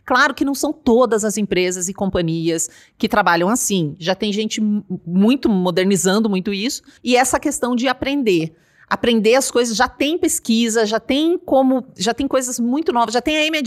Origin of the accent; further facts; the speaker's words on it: Paraná, Brazil; now in São Paulo, Brazil; quando eu cheguei em São Paulo, eu achava assim, eu vim do Paraná